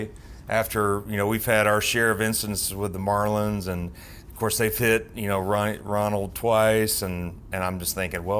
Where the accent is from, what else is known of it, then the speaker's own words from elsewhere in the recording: Knoxville, Tennessee, United States; I'm from Knoxville